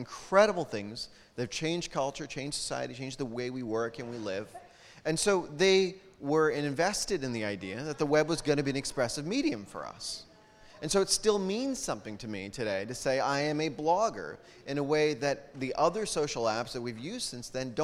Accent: United States; I'm an American

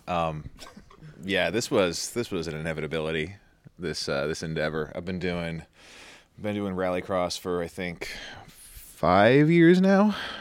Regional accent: New York, United States; moved away as an adult; born and raised in New York, went to U of R

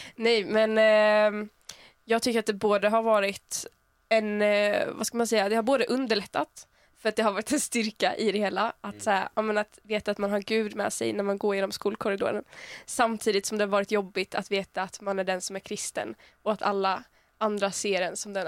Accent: small town near Uppsala, Uppsala County, Sweden; Jag kommer från en liten ort som heter Arlanda som ligger typ en halvtimme utanför Uppsala

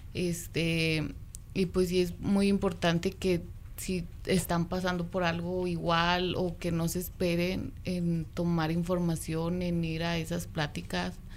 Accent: Mexico City, Mexico; moved away as an adult; now in Sparks, United States; Yo soy de México

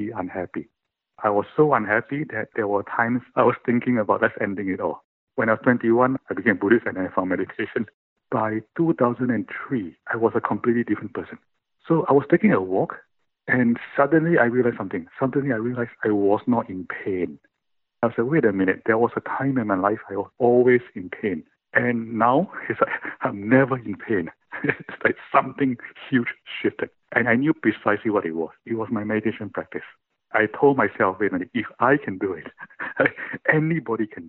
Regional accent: Singapore; I was born in Singapore. When I was born in Singapore, it was a third world country.

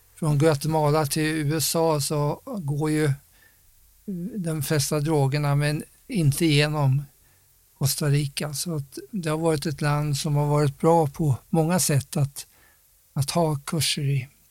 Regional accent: Sweden; jag var svensk

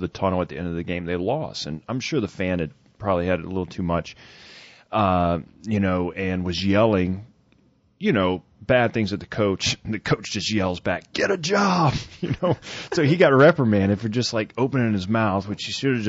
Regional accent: the South, United States; I grew up in the South

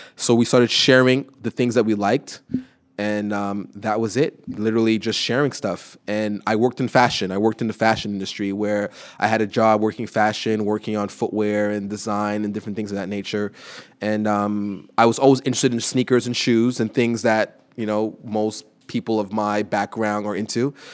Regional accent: Montreal, Quebec, Canada; from Montreal

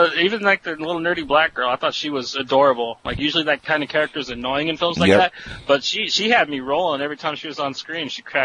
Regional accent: California, United States; I grew up in California

